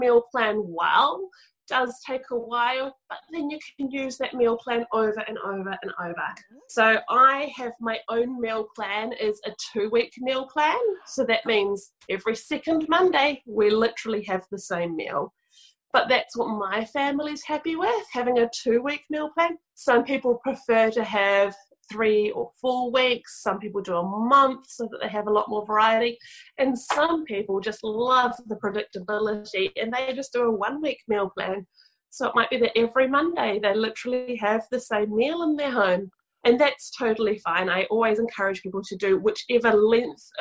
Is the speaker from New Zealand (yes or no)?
yes; New Zealand; From little old New Zealand, right down the bottom, the southern hemisphere